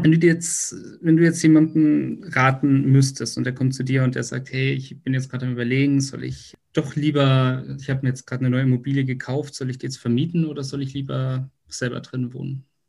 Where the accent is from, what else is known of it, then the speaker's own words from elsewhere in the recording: Munich, Bavaria, Germany; da, wo ich herkomme, nämlich aus München